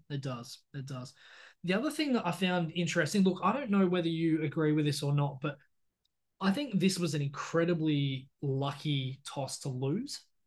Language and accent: English; Australia